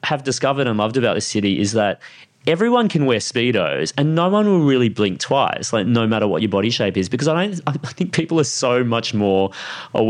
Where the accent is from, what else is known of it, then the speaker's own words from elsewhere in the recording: Sunshine Coast, Queensland, Australia; I grew up on the Sunshine Coast